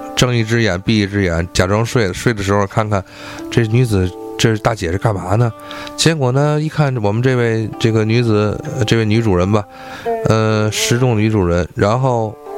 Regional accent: Tianjin, China; 我们天津话

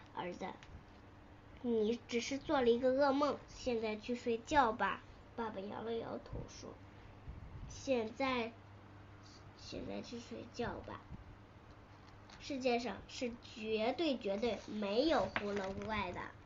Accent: Tianjin, China; 我来自天津

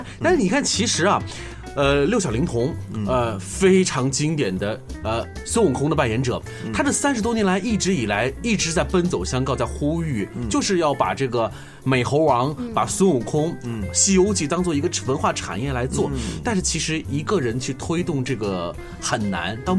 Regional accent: China; 但是你会发现我们中国人编故事还真的很讲究互补

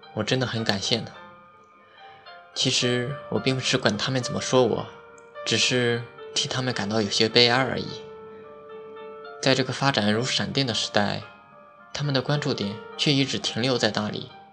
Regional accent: Henan, China; moved away; 我是河南的

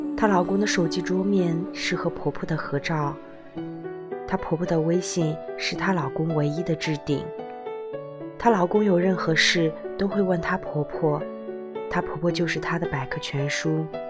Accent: China; 在我们中国人看来，因为这点小事离婚有点儿不可理喻

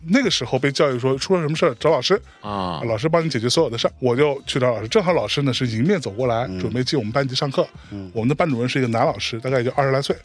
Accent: Lianyungang, Jiangsu, China; now in Beijing, China; 在连云港长大

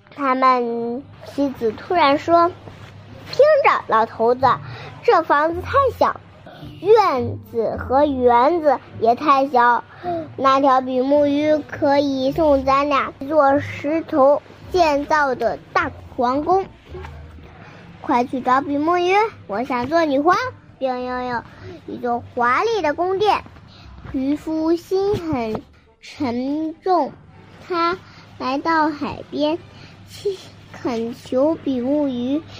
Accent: Binzhou, Shandong, China; 我来自山东省滨中市

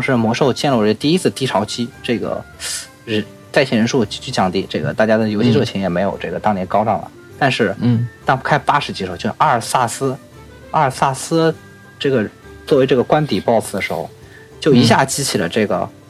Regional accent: China; 但是我们中国人喜欢算虚岁

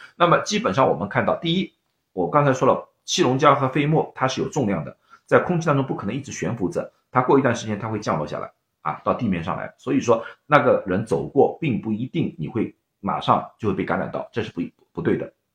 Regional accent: Shanghai, China; now in United States; 我是上海人，啊，我们叫黄梅天

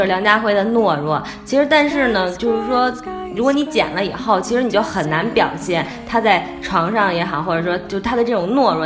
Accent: Beijing, China; 我是北京出来，我大城市

